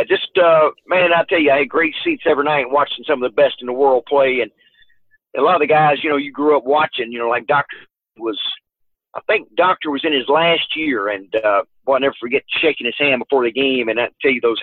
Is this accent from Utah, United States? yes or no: no; Arkansas, United States; back in my home state of Arkansas